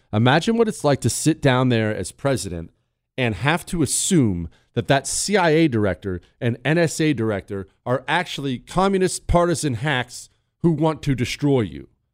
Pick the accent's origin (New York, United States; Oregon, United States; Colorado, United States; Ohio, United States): Ohio, United States; I grew up hunting with my dad. I, have told you before in Ohio, we had beagle dogs.